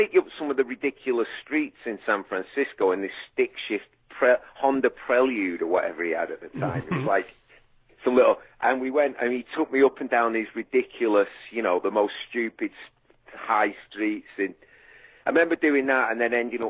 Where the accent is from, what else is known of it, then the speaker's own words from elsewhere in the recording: Manchester, North West England, United Kingdom; moved away; I'm growing up in like a council estate in Manchester